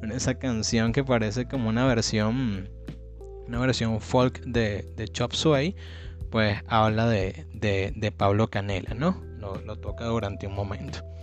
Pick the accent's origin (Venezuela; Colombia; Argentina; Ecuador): Venezuela; yo soy venezolano